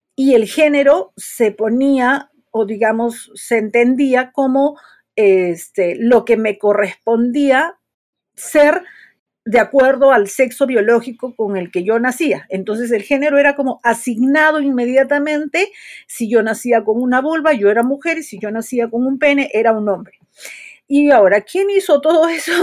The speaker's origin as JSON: {"language": "Spanish", "country": "Peru", "said": "soy psicóloga, soy de Perú"}